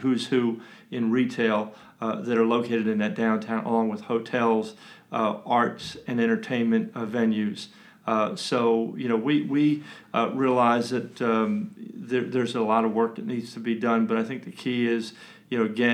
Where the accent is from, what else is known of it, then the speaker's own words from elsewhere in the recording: New York City, New York, United States; now in Kannapolis, United States; I was born in Manhattan. I was actually born on Fifth Avenue.